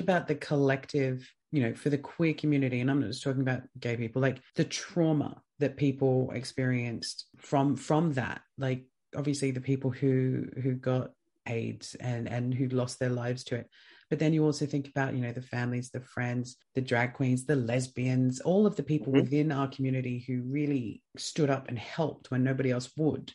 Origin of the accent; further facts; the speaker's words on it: Australia; being Australian, being an Australian podcast